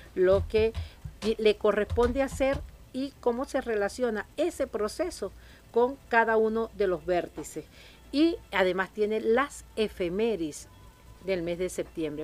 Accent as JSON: {"language": "Spanish", "country": "Venezuela", "said": "Nuestro gentilicio como venezolano."}